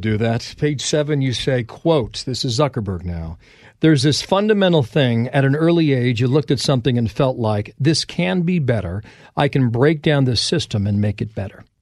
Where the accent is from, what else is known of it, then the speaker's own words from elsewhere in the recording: Cincinnati, Ohio, United States; moved away; I'm from Ohio, Cincinnati